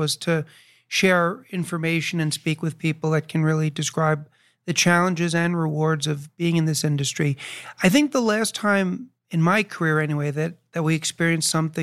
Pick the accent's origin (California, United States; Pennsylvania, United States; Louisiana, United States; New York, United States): New York, United States; moved away; I haven't lived in New York for a while, but I was born and raised in New York